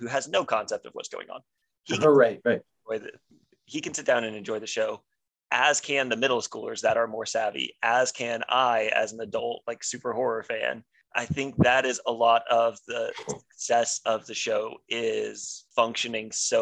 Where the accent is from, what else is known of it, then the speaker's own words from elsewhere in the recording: Georgia, United States; I'm from Georgia